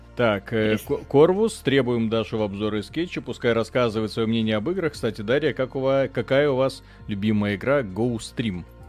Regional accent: Zhukovsky, Moscow Oblast, Russia; я из Жуковского

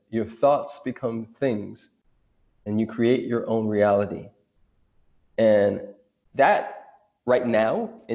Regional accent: United States; I'm American, but of course I'm Afro-amazing

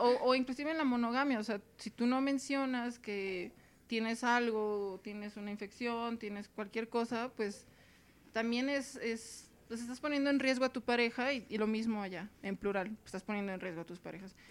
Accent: Mexicali, Baja California, Mexico; accent: norteña; also born or lived in Tijuana; now in Mexico City, Mexico; soy de Mexicali, Baja California

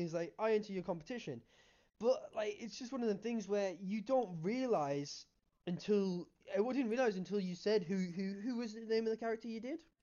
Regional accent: Cumbria, North West England, United Kingdom; I'm from Cumbria

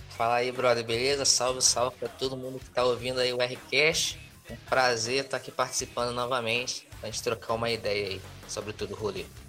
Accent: Rio de Janeiro, Brazil; Eu sou do estado do Rio, mas eu nunca tinha ido para a capital sozinho.

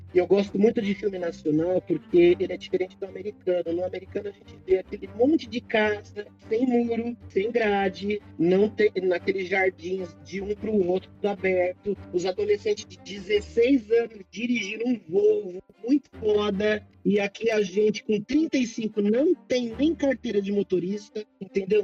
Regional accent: Brazil; eu estou orgulhoso de ser brasileiro

